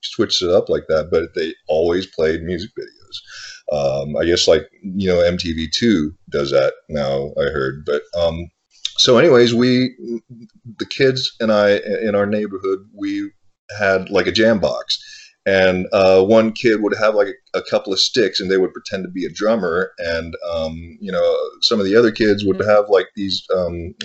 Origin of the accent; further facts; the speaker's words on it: Dallas, Texas, United States; also born or lived in Thailand; I was born in Thailand. Yeah. My family and I immigrated to the States in the late 70s, and we settled in Dallas, Texas.